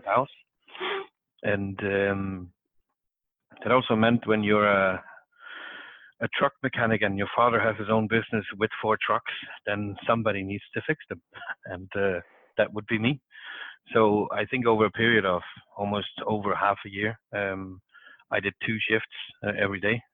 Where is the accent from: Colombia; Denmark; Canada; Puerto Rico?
Denmark; Southern Denmark; moved away as an adult; also born or lived in Norway / Amsterdam; I come from uh, South Denmark. I uh, grew up on a farm